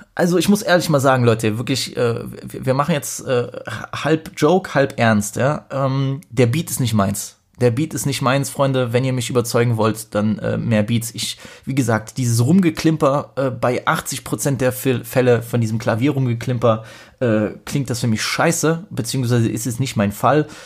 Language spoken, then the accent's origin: German; Poland; als Pole